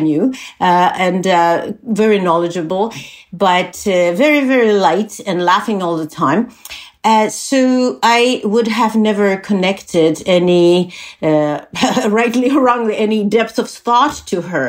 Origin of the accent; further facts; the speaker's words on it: Czechia; English is a second language; moved away as an adult; also born or lived in Canada; I'm from Czech Republic. When I was born there, it was Czechoslovakia. I spent my formative years there.